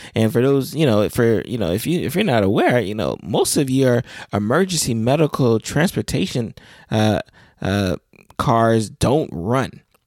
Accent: South Florida, United States; I am from South Florida

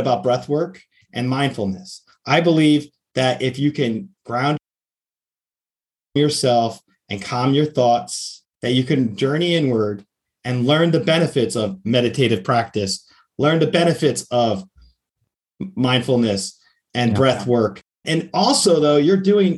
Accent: outside New York City, United States; now in Florida, United States; I grew up outside New York City originally before I moved to Florida.

